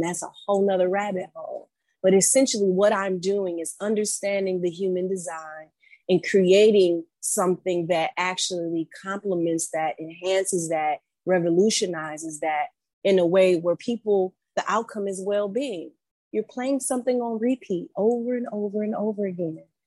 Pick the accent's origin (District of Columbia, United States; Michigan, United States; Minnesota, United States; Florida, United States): Michigan, United States; Detroit; moved away as an adult; also born or lived in East Coast; I'm from Metro Detroit